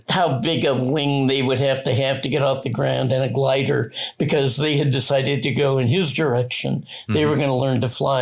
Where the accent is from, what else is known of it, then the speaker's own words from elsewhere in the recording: Dayton, Ohio, United States; Dayton, I'm from Dayton